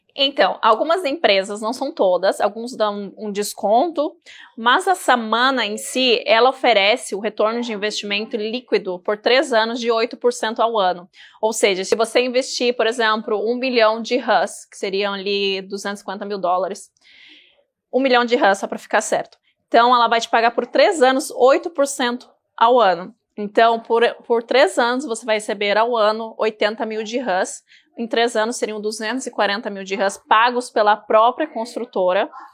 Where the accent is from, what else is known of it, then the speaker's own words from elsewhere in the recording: Brazil; moved away as an adult; now in Dubai, United Arab Emirates; eu sou do Brasil